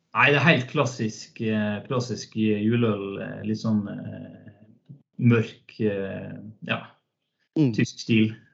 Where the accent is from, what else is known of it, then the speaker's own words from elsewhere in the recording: Hellesylt, Møre og Romsdal, Norway; moved away as an adult; also born or lived in Trondheim / Oslo / Denmark / Finnøy; født og oppvokst eh, inne, i en fjord, nær sagt, på, mm. på Hellesylt